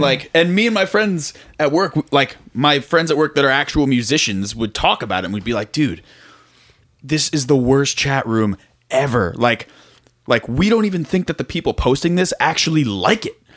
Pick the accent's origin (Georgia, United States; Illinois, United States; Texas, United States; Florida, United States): Florida, United States; South; also born or lived in Tallahassee, Florida; I was driving home from Florida State, back to South Florida.